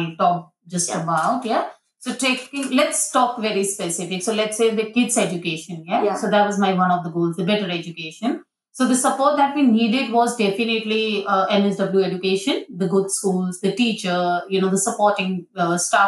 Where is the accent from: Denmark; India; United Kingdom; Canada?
India; moved away as an adult; now in Australia; my place of origin is beautiful country called India